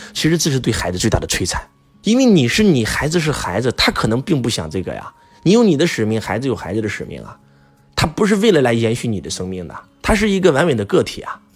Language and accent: Chinese; China; 我们中国人